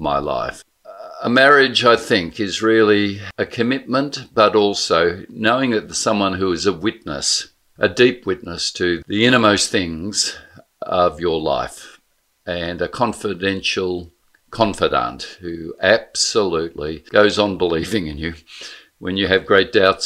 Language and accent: English; Blackburn, Victoria, Australia; also born or lived in St Kilda; my kids' upbringing is so profoundly different to mine in safe Blackburn, in Main Street Blackburn